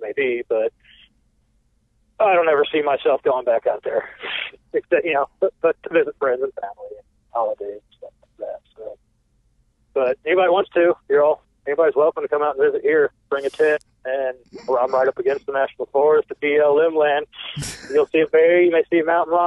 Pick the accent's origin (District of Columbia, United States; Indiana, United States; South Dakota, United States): Indiana, United States; Indianapolis; moved away; also born or lived in Brown County, Indiana / Willits, California; growing up as a kid, growing up in Indianapolis